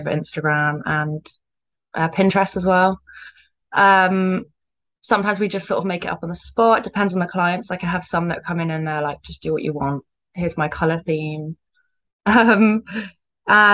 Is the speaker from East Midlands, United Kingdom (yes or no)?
no; Cornwall, South West England, United Kingdom; now in Bristol, United Kingdom; I'm from Cornwall, but I live in Bristol now